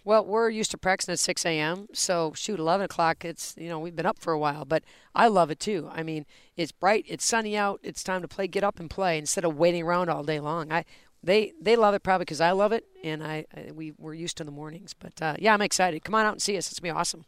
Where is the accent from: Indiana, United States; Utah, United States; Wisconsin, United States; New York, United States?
Wisconsin, United States; Oregon; moved away as an adult; now in St. Louis, United States; I grew up in Oregon, Wisconsin.